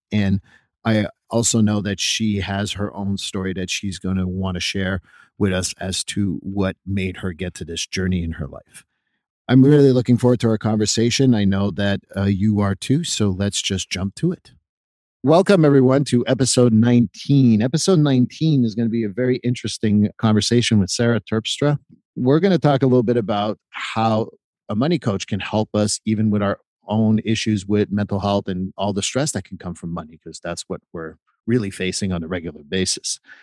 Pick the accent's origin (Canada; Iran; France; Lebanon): Canada; Montreal, Quebec; also born or lived in Vermont; now in United States; I'm from Montreal